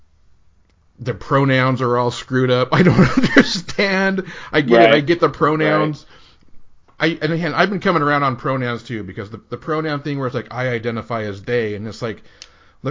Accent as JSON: {"language": "English", "region": "Utah", "country": "United States", "tie": "born or raised there", "said": "growing up in Utah in the 80s was like, even when you were in Utah, you made the joke that you were 10 years behind California"}